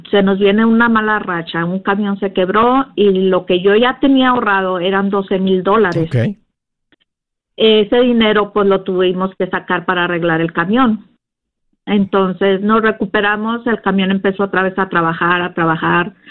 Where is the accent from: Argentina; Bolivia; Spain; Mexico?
Mexico; moved away; hace como dos, tres años que yo llegué de México